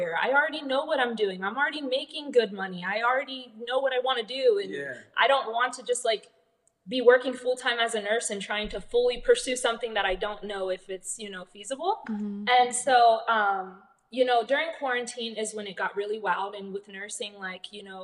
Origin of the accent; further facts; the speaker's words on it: Ohio, United States; moved away as an adult; now in Las Vegas, United States; we're from Ohio, but I was a nurse there